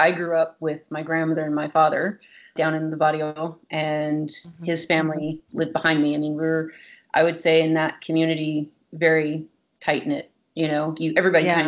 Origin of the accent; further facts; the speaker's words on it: Three Rivers, Texas, United States; moved away; this is my hometown